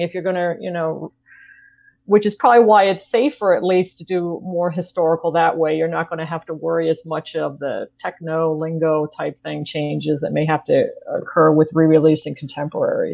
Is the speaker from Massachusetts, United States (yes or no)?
no; New York, United States; moved away; I grew up in New York.